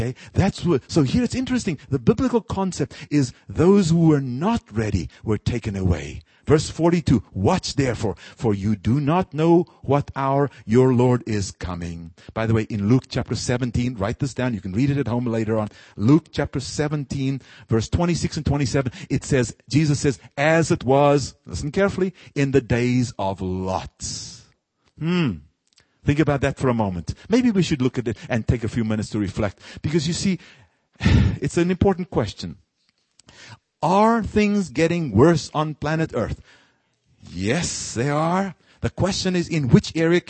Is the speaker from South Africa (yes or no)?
yes; South Africa; moved away; my own country. I'm from South Africa